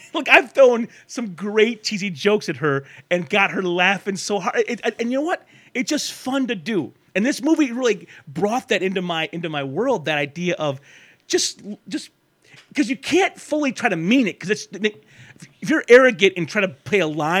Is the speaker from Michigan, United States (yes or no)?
yes; Michigan, United States; I grew up in Michigan, and Raimi gave him his chance to be in movies.